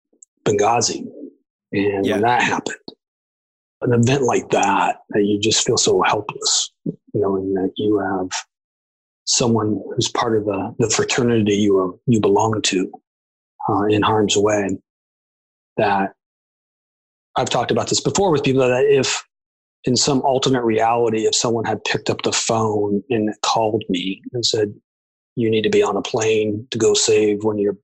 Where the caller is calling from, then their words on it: Oceanside, California, United States; I'm in Oceanside, California, due north of San Diego, halfway between here and LA, just south of Camp Pendleton.